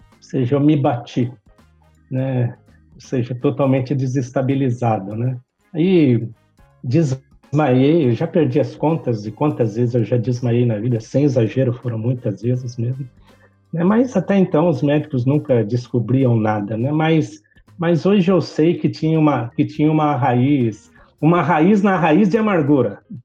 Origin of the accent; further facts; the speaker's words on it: Osasco, São Paulo, Brazil; nasci em Osasco, né? Uma família de muitos irmãos